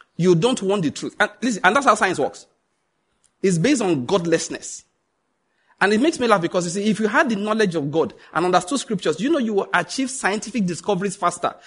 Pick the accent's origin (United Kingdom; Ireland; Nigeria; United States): Nigeria; I'm a white man trapped in the Nigerian skin.